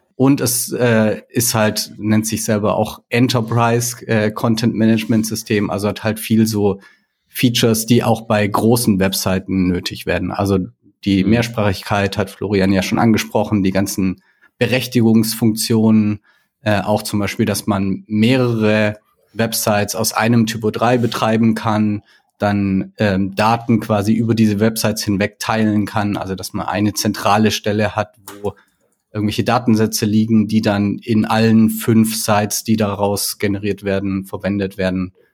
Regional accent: Baden-Württemberg, Germany; now in Hamburg, Germany; Ursprünglich komme ich aus Baden-Württemberg, also eher Süddeutschland. Mich hat's mittlerweile aber nach Hamburg verschlagen.

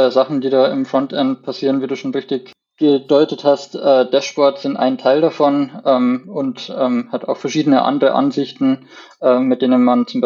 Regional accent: Landshut, Bavaria, Germany; Ich komme aus Landshut, aus dem schönen Niederbayern

